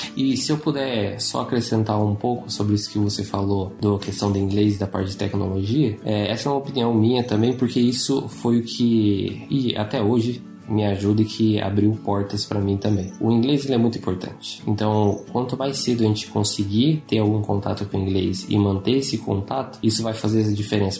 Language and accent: Portuguese; São José dos Campos, São Paulo, Brazil; moved away as an adult; also born or lived in Lavras, Minas Gerais / Ohio / Hawaii; eu sou de São José dos Campos, São Paulo